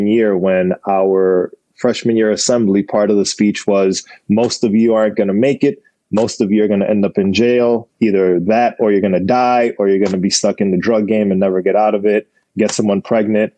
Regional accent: New York City, New York, United States; moved away as an adult; also born or lived in Buffalo, New York; now in Los Angeles, United States; I was born and raised in the Bronx, about a mile away from Yankee Stadium

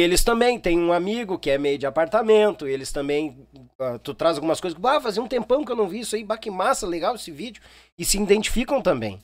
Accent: São Leopoldo, Rio Grande do Sul, Brazil; Eu sou natural de São Leopoldo, nasci em São Leopoldo.

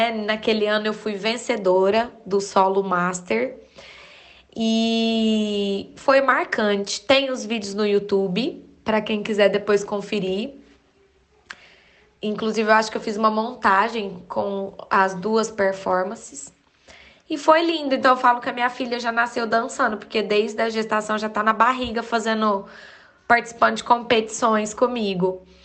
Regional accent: Uberaba, Minas Gerais, Brazil; Eu sou de Uberaba, ministro aulas há mais de 10 anos na minha cidade.

